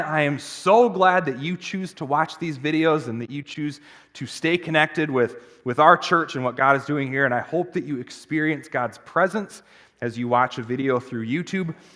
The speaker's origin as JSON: {"language": "English", "country": "United States", "said": "as an American Christian culture, those of us who are Christians"}